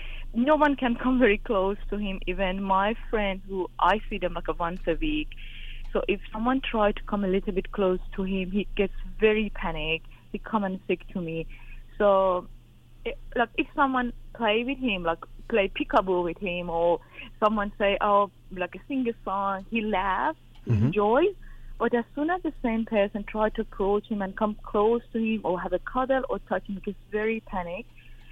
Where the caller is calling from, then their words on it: Australia; I'm calling from Australia. I'm 37 myself